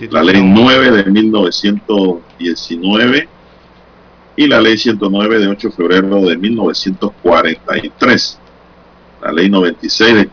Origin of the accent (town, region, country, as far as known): Panama